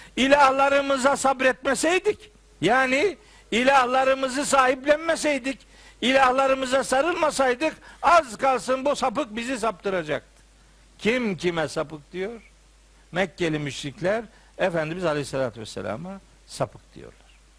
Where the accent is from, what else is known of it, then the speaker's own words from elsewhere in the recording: Trabzon, Turkey; ben Trabzonluyum. Ben, ben Trabzonluluk bende bir şey. Benim ayrılmaz özelliğim.